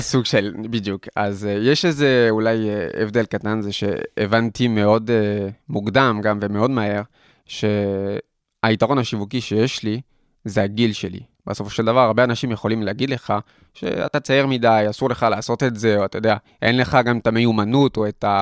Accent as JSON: {"language": "Hebrew", "town": "Paris", "region": "Île-de-France", "country": "France", "tie": "born or raised there", "also_born_or_lived": "Tel Aviv, Israel", "second_language": "Hebrew", "moved": "as an adult", "lives_now": "Israel", "said": "שם גדלתי, נולדתי, גדלתי בפריס, הייתי אה, כמעט 20 שנה שם בפריס"}